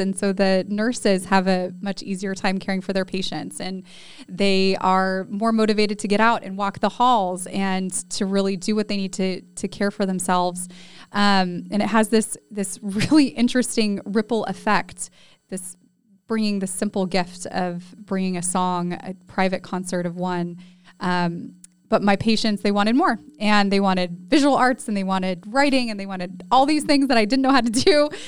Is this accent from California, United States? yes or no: yes; California, United States; now in San Antonio, United States; when I moved from California, where I grew up, to San Antonio